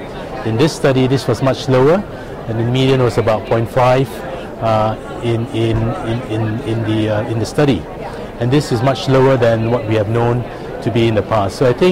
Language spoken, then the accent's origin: English; London, United Kingdom; I'm from London, United Kingdom, reporting here at ACR 23 in San Diego for Rundown.